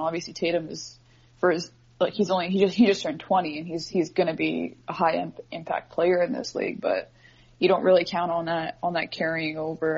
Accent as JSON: {"language": "English", "town": "Edmonton", "region": "Alberta", "country": "Canada", "tie": "born or raised there", "moved": "as an adult", "lives_now": "Toronto, Canada", "said": "I, am born and raised in Edmonton"}